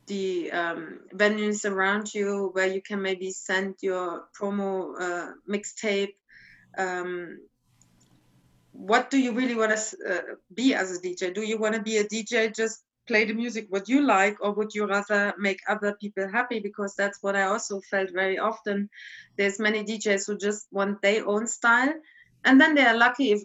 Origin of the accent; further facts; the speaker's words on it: East Germany, Germany; moved away; I come from East Germany